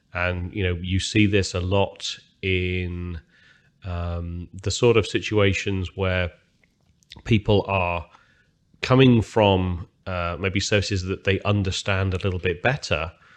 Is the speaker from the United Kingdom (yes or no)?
yes; United Kingdom; I'm, I'm British, as most people can hear from my language